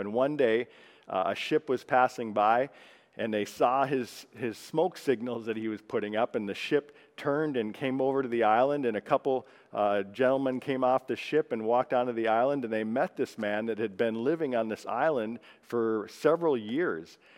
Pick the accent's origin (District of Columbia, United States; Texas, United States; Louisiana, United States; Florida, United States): Texas, United States; I'm a Texan